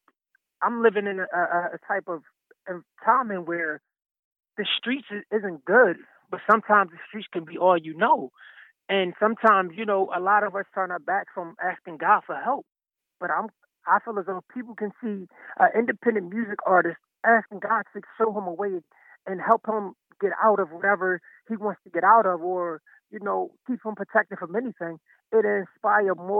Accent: Philadelphia, Pennsylvania, United States; I'm from Philadelphia, so I slept in a Love Park, you know, several winters

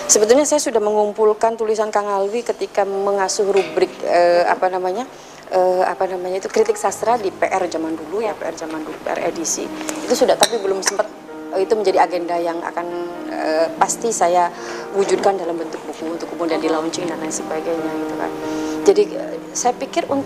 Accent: Balerante, Central Java, Indonesia; Desa saya Balerante, Balerante nanti punya perpustakaan yang kemudian orang dari mana pun bisa datang ke situ ketika membutuhkan.

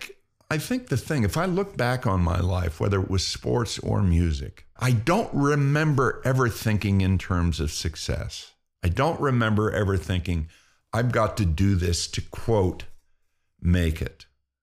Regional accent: Pennsylvania, United States; When I was a kid, I grew up in Pennsylvania in a railroading town, and football was the what you did.

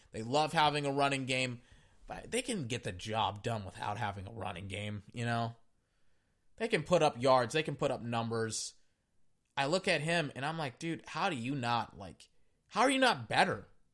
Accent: Texas, United States; I'm from Texas

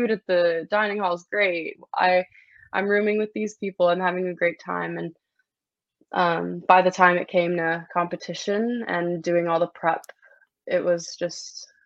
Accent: Toronto, Ontario, Canada; also born or lived in Singapore; I'm from Toronto.

